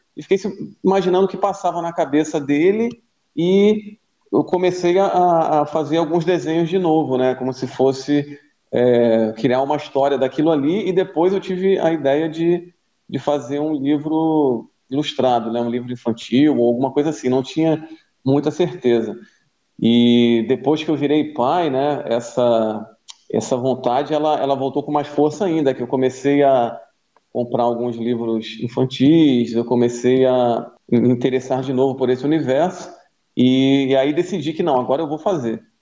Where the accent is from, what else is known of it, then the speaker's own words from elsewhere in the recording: Macaé, Rio de Janeiro, Brazil; moved away as an adult; now in Florianópolis, Brazil; eu sou de Macaé, no Rio de Janeiro